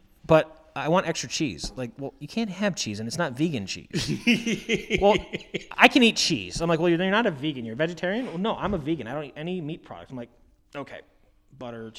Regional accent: Tucson, Arizona, United States; now in New York, United States; I grew up in Tucson. It was like 70 miles away from the border

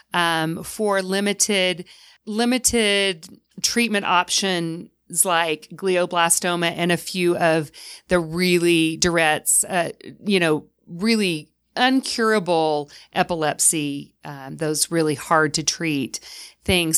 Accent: the South, United States; now in Utah, United States; I'm from the South

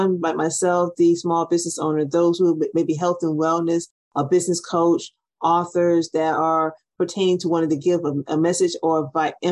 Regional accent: Florida, United States; now in Atlanta, United States; I grew up in Florida originally

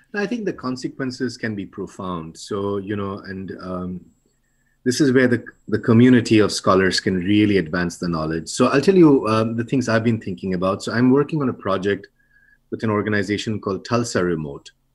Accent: India; now in United States; I'm from India, you know, I would, I have, I've uh, really old parents there.

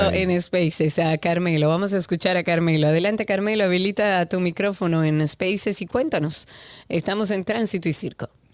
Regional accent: Dominican Republic; Todos somos dominicanos

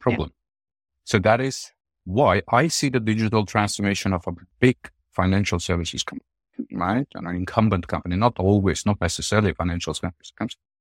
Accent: Armenia; moved away; my home country

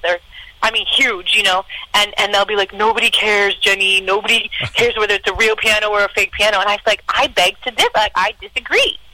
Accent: Canada

